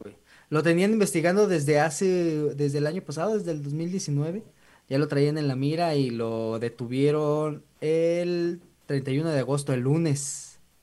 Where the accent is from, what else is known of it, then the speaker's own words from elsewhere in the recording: San Luis Potosí, Mexico; somos potosinos